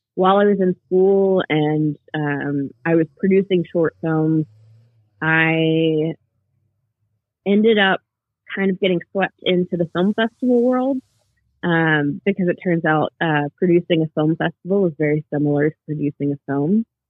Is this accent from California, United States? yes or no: no; Cumming, Georgia, United States; also born or lived in Gainesville, Georgia; now in Atlanta, United States; I am Georgia born and raised. Um, I grew up in Cumming, Georgia